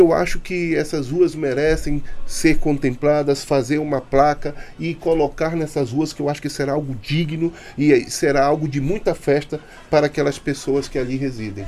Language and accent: Portuguese; Manaus, Amazonas, Brazil; Nasci na Rua do Areal, mais conhecida como Boca do Imboca